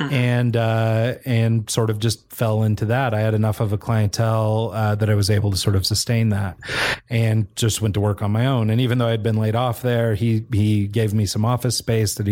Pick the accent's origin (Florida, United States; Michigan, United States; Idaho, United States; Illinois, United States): Idaho, United States; Pocatello; my hometown of Pocatello, Idaho